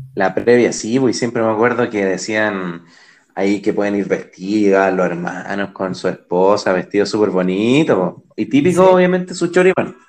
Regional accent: Chile; los chilenos somos

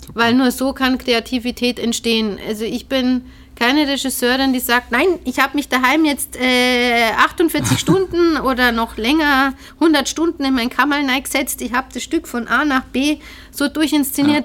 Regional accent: Ingolstadt, Bavaria, Germany; also born or lived in Abensberg area, Bavaria; ich bin in Ingolstadt geboren, äh, bin mit neun aber dann weggezogen mhm. Richtung Münster

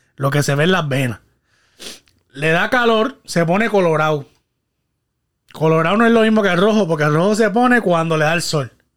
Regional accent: Guayama, Puerto Rico; mi pueblo natal, Guayama, Puerto Rico.

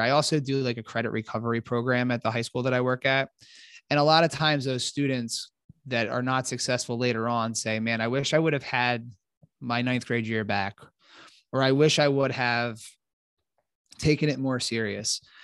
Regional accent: Philadelphia, Pennsylvania, United States; moved away; I'm from Philadelphia originally

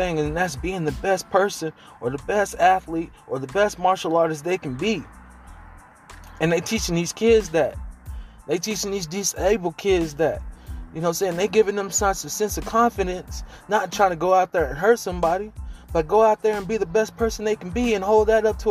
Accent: Oklahoma, United States; I'm from Oklahoma

